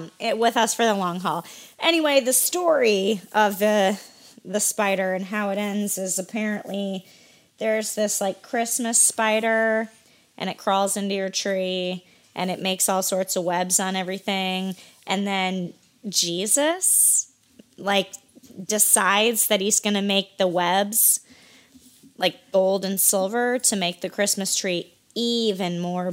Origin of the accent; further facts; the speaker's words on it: Iowa, United States; when I was a youngster growing up in Iowa